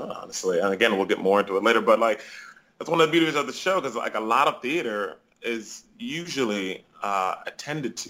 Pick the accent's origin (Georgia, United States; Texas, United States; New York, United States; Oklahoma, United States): New York, United States; Rochester; moved away as an adult; now in Chicago, United States; I am born and raised in Rochester, New York